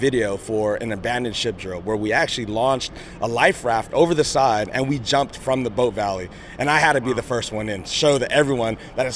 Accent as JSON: {"language": "English", "town": "San Diego", "region": "California", "country": "United States", "tie": "born or raised there", "said": "I went to Morse High School just down the road from Paradise Hills. So, you know, to be, you know, have the opportunity to lead these young sailors here in my hometown"}